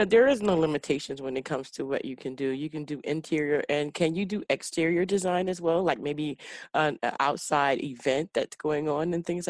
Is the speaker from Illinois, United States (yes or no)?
yes; Chicago, Illinois, United States; we're from Chicago.